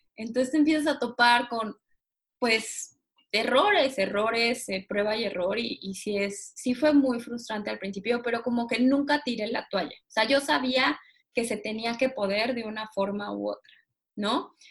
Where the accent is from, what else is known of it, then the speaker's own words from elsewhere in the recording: Cancún, Quintana Roo, Mexico; moved away as an adult; now in Mexico City, Mexico; Yo soy de Cancún, mis papás viven en Cancún